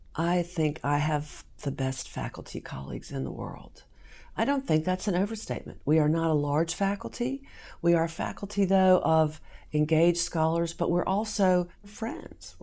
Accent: Southern Virginia, United States; moved away as an adult; also born or lived in North Carolina; now in Kentucky, United States; I grew up in Southern Virginia

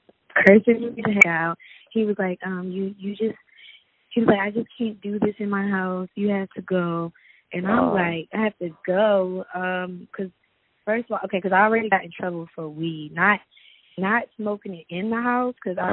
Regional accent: Camden, New Jersey, United States; now in Atlanta, United States; Camden, New Jersey.

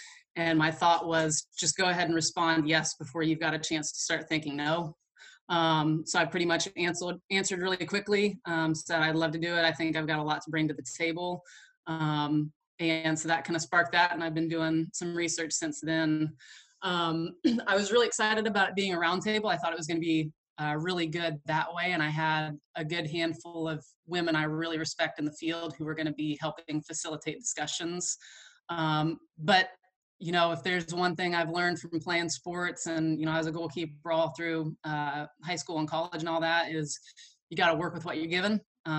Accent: Oklahoma, United States; I feel like it's not the same weather that I was used to from Kentucky, and it's definitely challenging me as an Oklahoman.

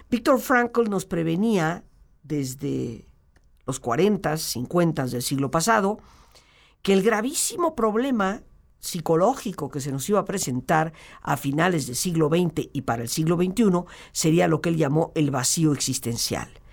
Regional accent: Mexico

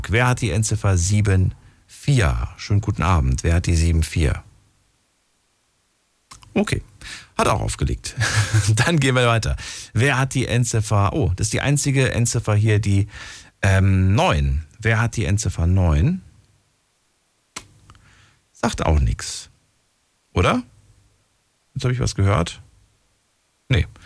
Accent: Bonn, North Rhine-Westphalia, Germany; Ja, aus Bonn.

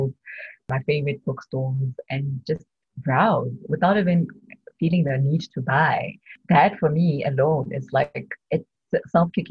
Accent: Bloemfontein, Free State, South Africa; moved away as an adult; now in Johannesburg, South Africa; I'm from Bloemfontein. In the Free State.

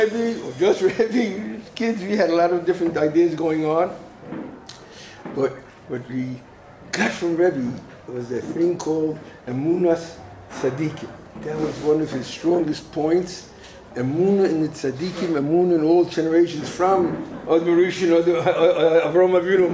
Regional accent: United States; moved away; as a kid in America, I was growing up in America

